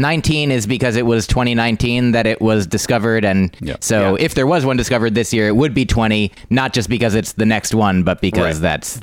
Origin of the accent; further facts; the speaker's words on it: New Jersey, United States; now in New York City, United States; I'm from New Jersey